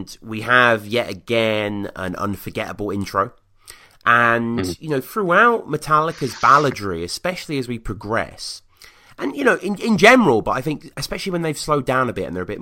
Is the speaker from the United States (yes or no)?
no; United Kingdom; I'm a Brit